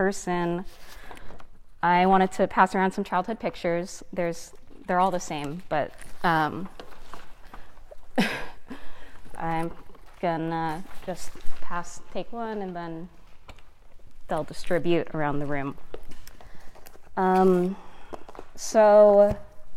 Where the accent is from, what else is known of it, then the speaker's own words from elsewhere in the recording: United States; a first generation American. So my parents are immigrants from the Philippines